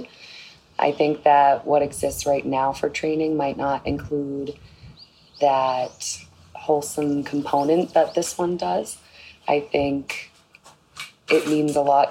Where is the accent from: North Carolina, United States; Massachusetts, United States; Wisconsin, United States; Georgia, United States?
Massachusetts, United States; Boston; I am from Boston, Massachusetts, USA.